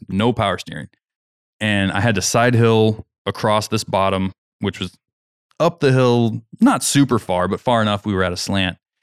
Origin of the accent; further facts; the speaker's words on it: Kansas, United States; moved away; I'm from Kansas.